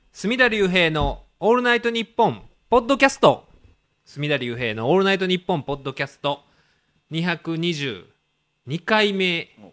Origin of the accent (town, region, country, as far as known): Kansai, Japan